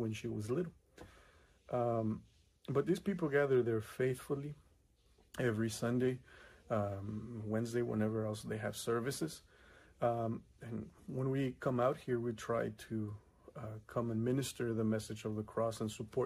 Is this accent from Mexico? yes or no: yes; Mexico; now in California, United States; I grew up in Mexico